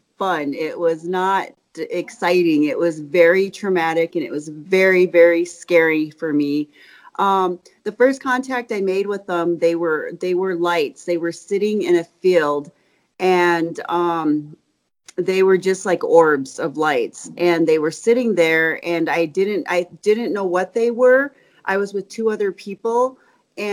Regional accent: Spearfish, South Dakota, United States; I'm from Spearfish, South Dakota. It's in the Black Hills

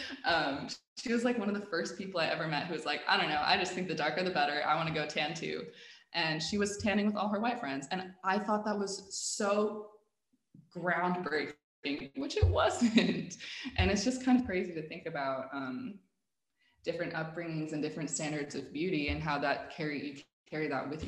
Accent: Dubai, United Arab Emirates; also born or lived in Abu Dhabi; And I was born in Abu Dhabi, so I lived there for like 5 years. Then I did most of my growing up in Dubai. So a lot of my formative years were spent in a British school in Dubai.

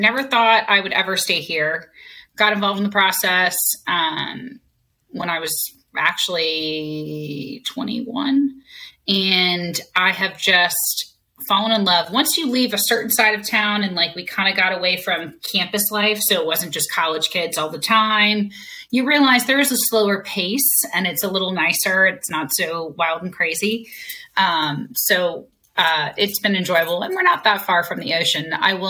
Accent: Fort Lauderdale, Florida, United States; also born or lived in Miami; I was born in Miami. I was raised in Fort Lauderdale. Went to St. Thomas Aquinas High School.

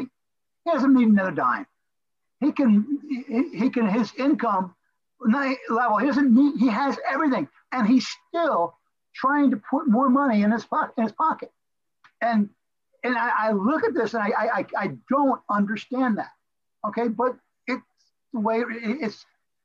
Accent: Florida, United States; moved away as an adult; also born or lived in Crown Point, Indiana; I'm a Florida boy. I grew up in Florida

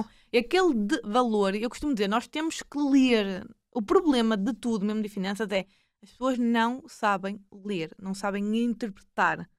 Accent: Maia, Norte, Portugal; accent: northern; sou da zona do Porto, uh, mais propriamente da Maia, para quem não tenha notado aqui é o meu norte, sotaque

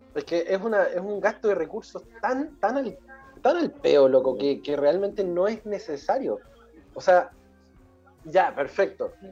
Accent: Chile; nosotros somos chilenos

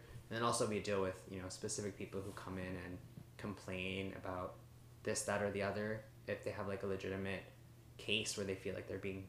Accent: South Korea; I think being an Asian American, growing up in Korea, too, has shaped my worldview, definitely.

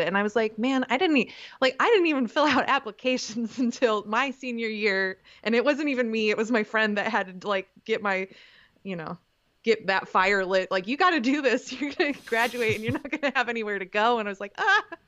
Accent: Canton, Ohio, United States; moved away as an adult; also born or lived in Kent, Ohio; now in Denton, United States; I grew up in Canton, mo, you know, studied in Kent, at Kent State

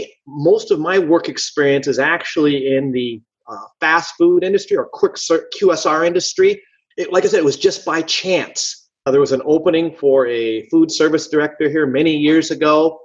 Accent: California, United States; moved away; I lived in Washington, D.C. I'm originally from California, but I've moved all over the U.S. Because my father was a civilian contractor for the military.

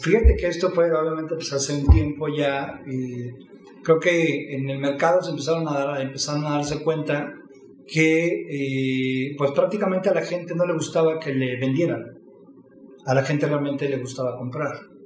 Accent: Mexico City, Mexico; nací en la Ciudad de México en 1976, en un hogar de cinco hermanos

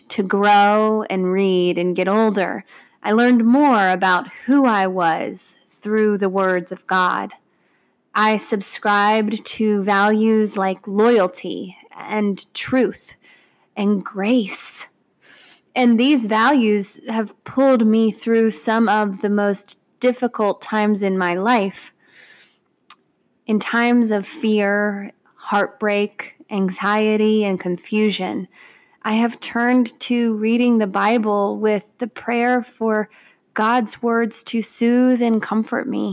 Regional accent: Parkersburg, West Virginia, United States; I grew up in Parkersburg, West Virginia, and my family attended the Pink Church

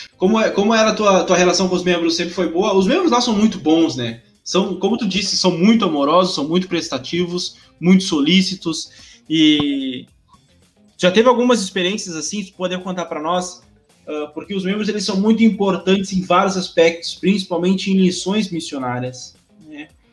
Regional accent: Rio Grande do Sul, Brazil; sou do Rio Grande do Sul

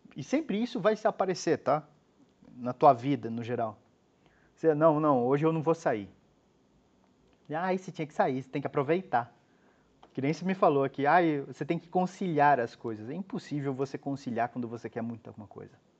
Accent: Brazil; moved away as an adult; also born or lived in Curitiba; em Curitiba fica mais ou menos umas duas horas da cidade onde eu nasci

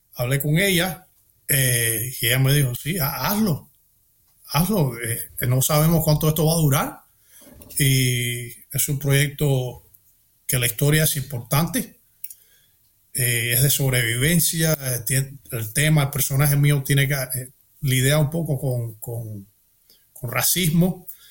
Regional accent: Miami, Florida, United States; yo había creciendo en Miami

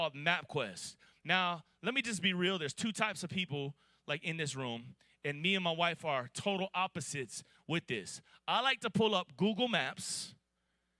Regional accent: Miami, Florida, United States; now in Atlanta, United States; I'm from Miami, Florida, and I moved to Atlanta 22 years ago in the year 2000

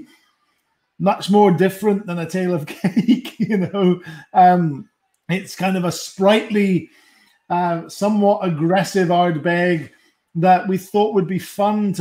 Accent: Scotland, United Kingdom; I'm Scottish

